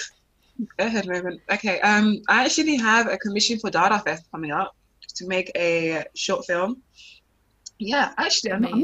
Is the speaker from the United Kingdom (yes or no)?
yes; United Kingdom; also born or lived in Nigeria; now in Liverpool, United Kingdom; one minute I'm Black British, the next minute I'm British Nigerian